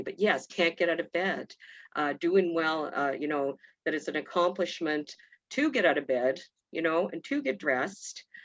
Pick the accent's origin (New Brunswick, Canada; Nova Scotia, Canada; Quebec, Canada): New Brunswick, Canada; I grew up in New Brunswick in a small community